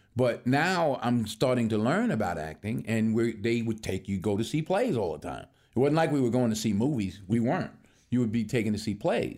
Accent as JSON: {"language": "English", "town": "Mount Vernon", "region": "New York", "country": "United States", "tie": "born or raised there", "moved": "yes", "said": "I'm born and raised in Mount Vernon, New York"}